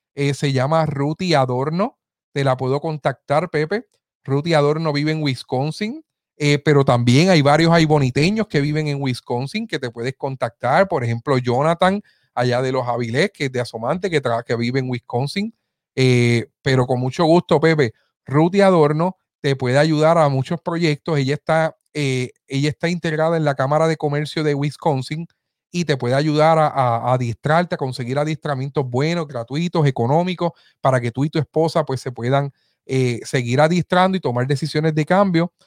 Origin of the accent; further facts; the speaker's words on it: Aibonito, Puerto Rico; ese es mi pueblo, el pueblo que me vio eh, crecer, así que aquí estoy desde ahí bonito, Puerto Rico